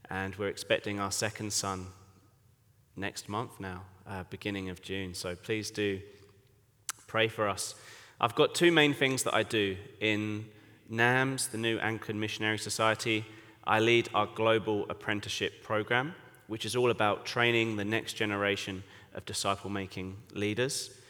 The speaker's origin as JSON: {"language": "English", "region": "England", "country": "United Kingdom", "lives_now": "Bangkok, Thailand", "said": "So, as you can tell from my accent, I am English, but I've been serving in Bangkok, Thailand for it would be eight years in October."}